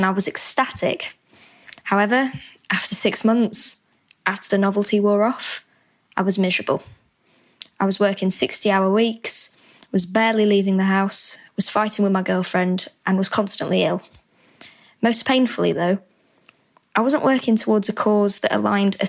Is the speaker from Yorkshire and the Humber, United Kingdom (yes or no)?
yes; Yorkshire and the Humber, United Kingdom; moved away as an adult; also born or lived in London; I'm 26 and I'm from Yorkshire in the UK.